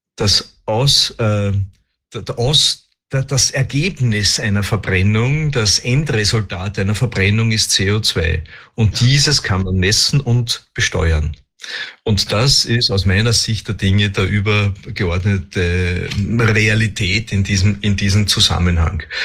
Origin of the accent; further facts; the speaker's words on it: Austria; bei uns in Österreich